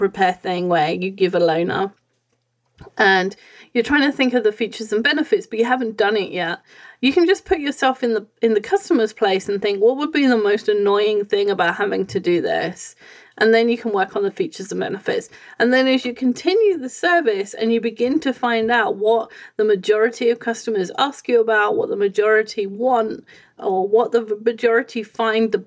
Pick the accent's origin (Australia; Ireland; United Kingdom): United Kingdom; England; I'm coming from England.